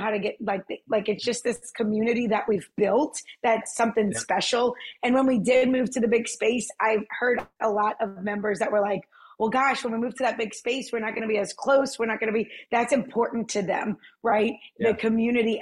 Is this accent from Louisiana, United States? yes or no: yes; New Orleans, Louisiana, United States; I'm originally from the West Bank side of it, of New Orleans